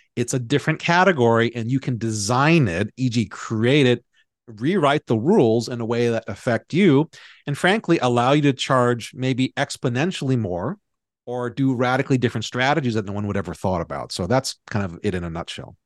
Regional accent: Hawaii, United States; I grew up in Hawaii

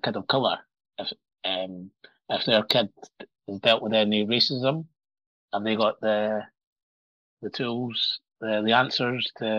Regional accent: Morocco; born there; I used to lie and say that I was born in Scotland when I knew I was born in Morocco.

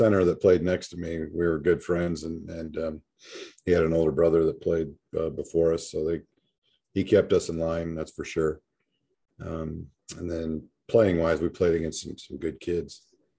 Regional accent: Waterloo, Iowa, United States; now in Belton, United States; Well, actually, it's not much different than growing up or being here in Belton, Texas, to be honest with you. Yeah. I always say Belton kind of reminds me of my hometown.

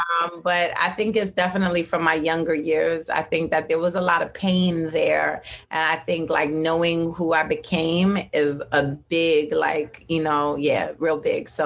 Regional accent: Jamaica; saltfish. I'm mad Jamaican.

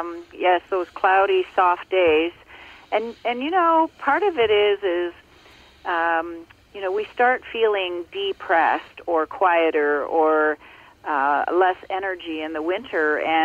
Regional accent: Ontario, Canada; I grew up in Ontario, and I now live in Muskoka in Ontario

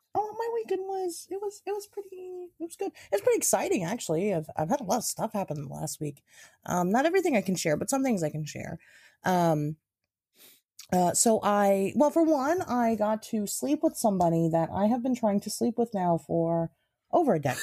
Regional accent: Midwest, United States; I've fucking been in the Mid-, Wet, Midwest my whole life

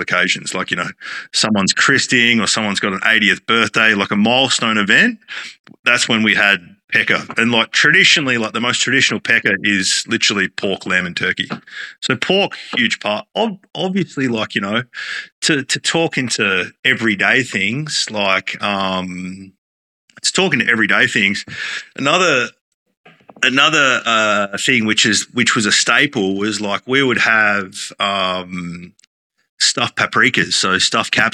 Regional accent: Esperance, Western Australia, Australia; now in Queensland, Australia; probably the busiest restaurant in my hometown of Esperance

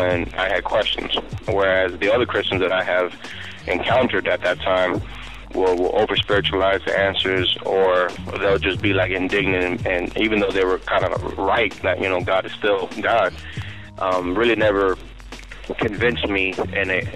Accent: Miami, Florida, United States; now in South Carolina, United States; I'm from Miami. I live over at South Carolina right now, but Miami is my home

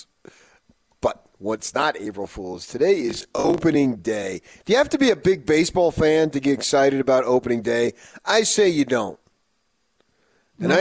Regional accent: New Jersey, United States; now in Utah, United States; as a kid growing up in New Jersey

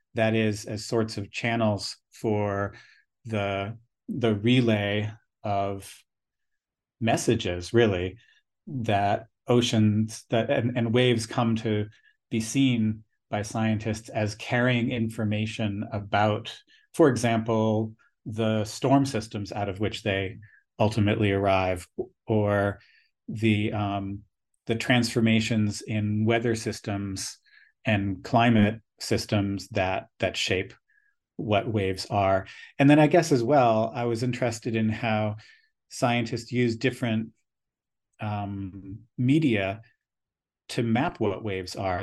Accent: United States; also born or lived in United States West Coast; growing up on the United States East Coast and then the West Coast

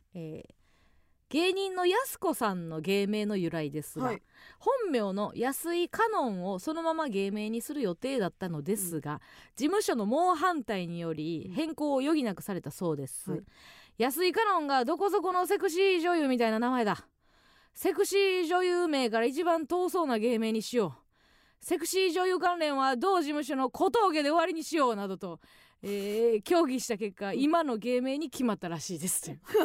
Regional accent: Kansai, Osaka, Japan; 地元大阪関西での知名度を上げるべく

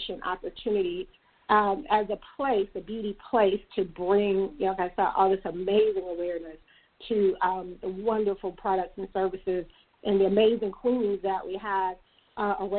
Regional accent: Mississippi, United States; now in Atlanta, United States; I'm from Mississippi.

